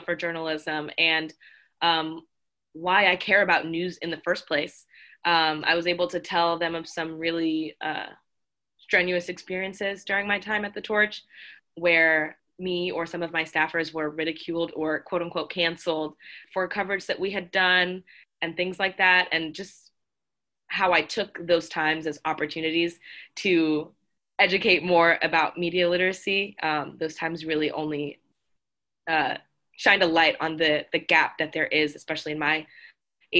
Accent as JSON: {"language": "English", "region": "South Florida", "country": "United States", "moved": "as an adult", "lives_now": "Boston, United States", "said": "coming from South Florida, where, you know, there's everybody"}